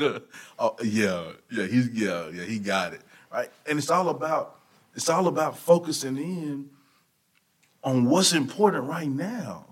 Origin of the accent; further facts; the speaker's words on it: Hearne, Texas, United States; moved away as an adult; also born or lived in Canyon, Texas / Conroe, Texas; I'm from Hearn, Texas, over by Bryan College Station, small area.